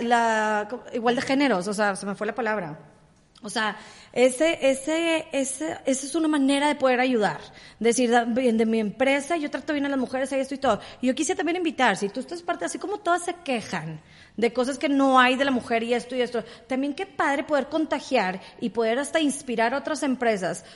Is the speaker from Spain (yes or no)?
no; Mexico